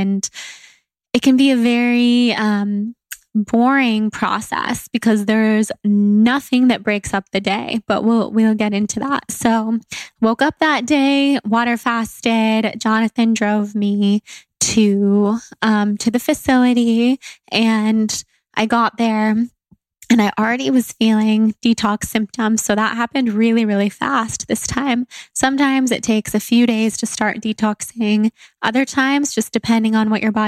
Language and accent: English; Sacramento, California, United States; where I grew up in Sacramento